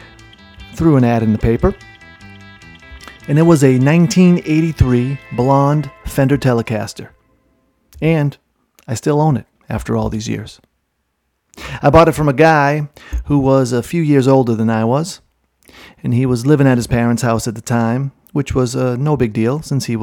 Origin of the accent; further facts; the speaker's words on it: Boston, Massachusetts, United States; my hometown of Boston